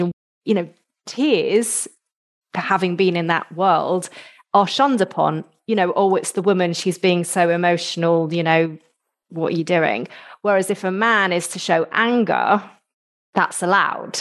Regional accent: United Kingdom

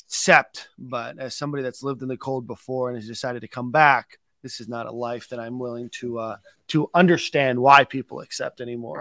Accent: South Florida, United States; moved away; as somebody that grew up down there in South Florida

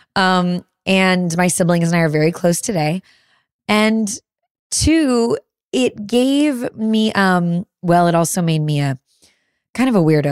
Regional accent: Chicago suburbs, Illinois, United States; born or raised there; moved away

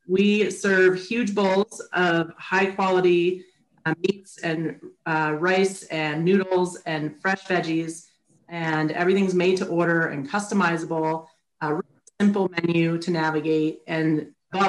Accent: California, United States; moved away as an adult; now in Colorado, United States; I grew up in California

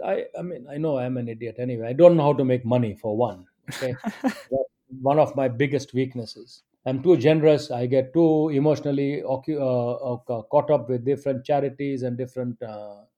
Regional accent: India; now in United Kingdom; I'm an Indian

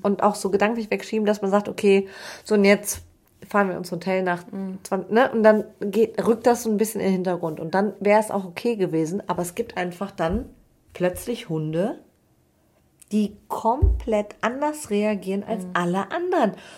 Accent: Cologne, North Rhine-Westphalia, Germany; ich komme aus Köln

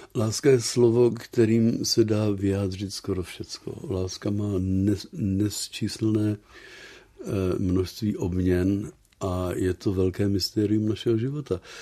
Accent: Prague, Czechia; moved away as an adult; now in Netherlands; já jsem z Prahy původně, ale vlastně už 50 let nemluvím česky

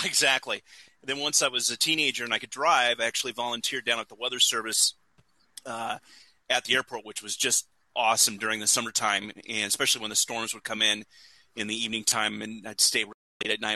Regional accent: Indiana, United States; I grew up in Indiana

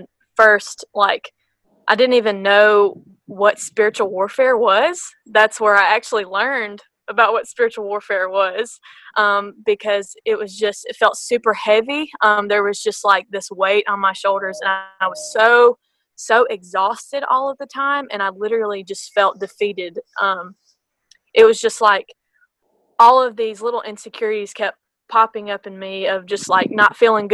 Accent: Blue Springs, Mississippi, United States; I'm from Blue Springs, Mississippi. It's just a little tiny dot on the map that no one knows about.

